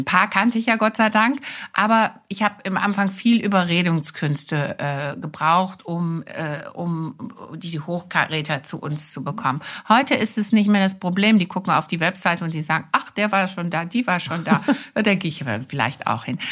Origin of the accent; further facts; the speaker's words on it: Wuppertal, North Rhine-Westphalia, Germany; also born or lived in France; now in Hamburg, Germany; ich bin im Wuppertal geboren